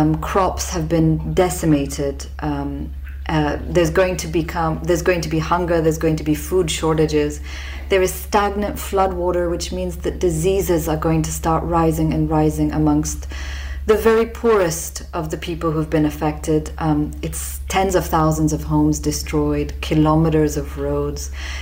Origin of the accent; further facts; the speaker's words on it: Sindh, Pakistan; me, my brother Zulfikar, and our friend Minal Munshi came together because we come from the Sindh province, which is the worst affected in terms of the number of flood affectees